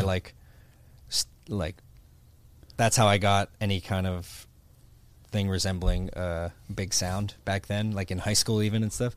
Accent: Pittsburgh, Pennsylvania, United States; moved away as an adult; now in Florida, United States; I grew up in Pittsburgh, Pennsylvania

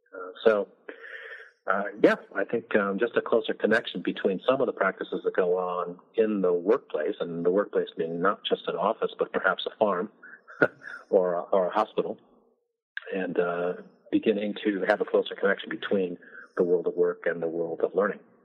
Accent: Midwest, United States; I'm from the Midwest

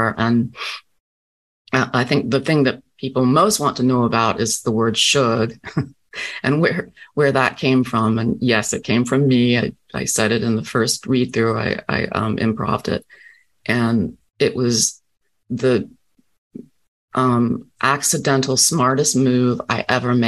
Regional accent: Rocky Mount, North Carolina, United States; moved away; I'm Southern through and through. I was born in Rocky Mount, North Carolina.

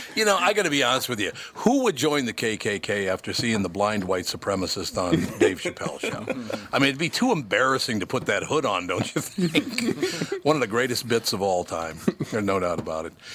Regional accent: Minnesota, United States; I was born here. I love Minnesota. I grew up in Minnesota

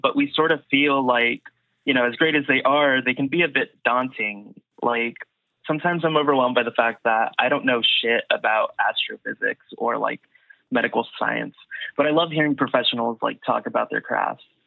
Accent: United States; also born or lived in Austin; when you're growing up here, especially as like Mexican American

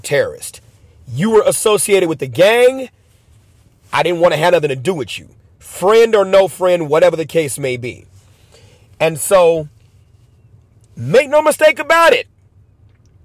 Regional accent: Chicago, Illinois, United States; Born and raised in Chicago, lived in multiple gang territories

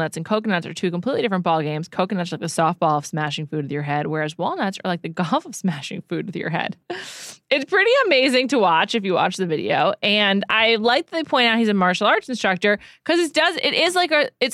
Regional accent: New York, United States; moved away as an adult; also born or lived in Evanston, Illinois; as a New Yorker

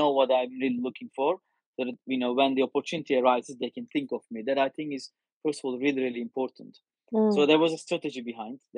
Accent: France; English is a second language; moved away as an adult; now in United States; one when I moved to to US from France.

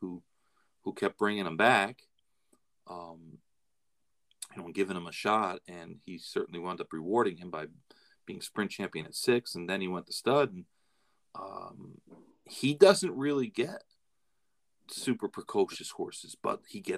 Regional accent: Florida, United States; I'm from Florida

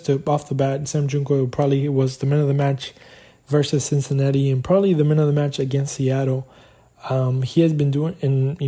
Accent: Argentina; moved away; my home country

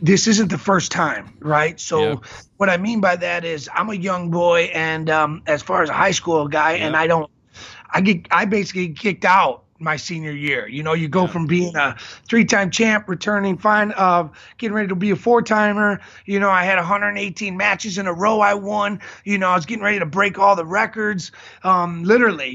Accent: Chicago, Illinois, United States; also born or lived in Iowa City; I come back to Chicago. And my father is a youth wrestling coach here in Chicago

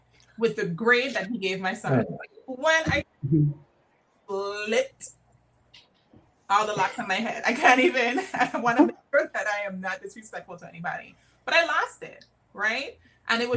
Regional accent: U.S. Virgin Islands; now in Washington, DC, United States; I'm from St. Croix, but I'm living in DC

